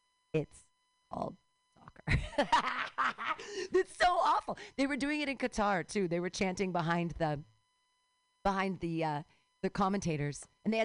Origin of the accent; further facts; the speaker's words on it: California, United States; I can legitimately claim California as a birthright in that I've never paid rent. I've never lived outside of California.